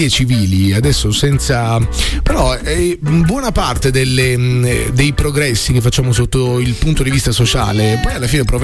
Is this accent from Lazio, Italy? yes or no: yes; Rome, Lazio, Italy; qui dietro, sono di Roma